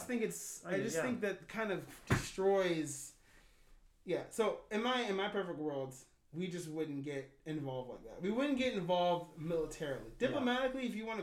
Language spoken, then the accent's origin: English; United States; I'm an American.